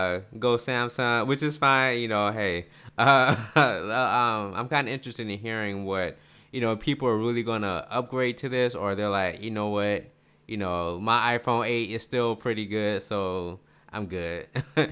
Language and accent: English; Atlanta, Georgia, United States; I'm from Atlanta